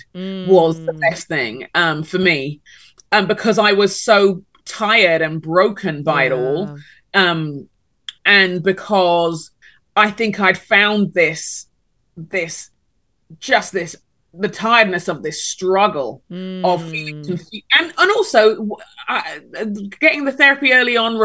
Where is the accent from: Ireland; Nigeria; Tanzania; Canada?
Nigeria; moved away as an adult; I'm Nigerian.